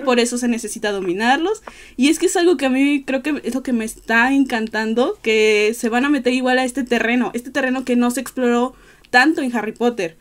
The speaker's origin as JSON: {"language": "Spanish", "region": "Veracruz", "country": "Mexico", "said": "soy de Veracruz."}